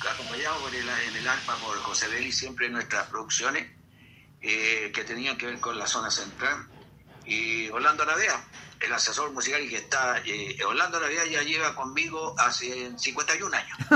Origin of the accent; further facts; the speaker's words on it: Chile; somos los folcloristas de Chile